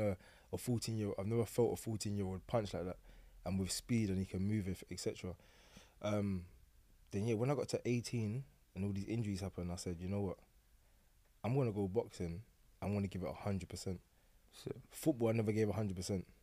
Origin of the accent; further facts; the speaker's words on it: London, United Kingdom; I grew up on Forest Gate, Stratford